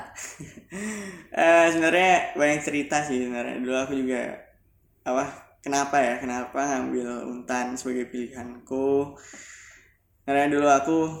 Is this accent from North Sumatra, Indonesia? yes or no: no; Singkawang, West Kalimantan, Indonesia; also born or lived in Pontianak, Indonesia; Dulu aku sekolahnya dari SMK Negeri 1 Singkawang. Aku dari Singkawang.